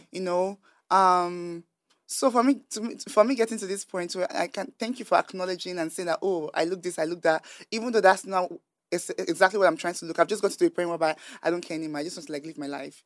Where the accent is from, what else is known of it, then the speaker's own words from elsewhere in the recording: Nigeria; growing up in Nigeria